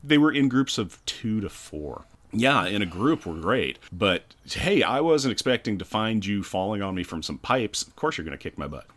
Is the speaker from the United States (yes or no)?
yes; United States; I'm an American